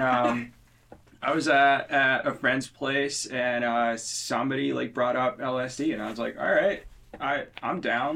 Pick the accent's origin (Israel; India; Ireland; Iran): India; moved away; I'm from India